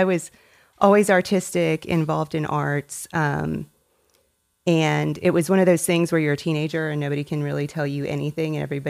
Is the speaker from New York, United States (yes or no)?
no; Tennessee, United States; also born or lived in Indiana; now in Dallas, United States; I was born in Northwest Indiana and that's where my mother primarily grew up. And we moved to Tennessee whenever I was 7 years old. Lived in Tennessee until I graduated high school.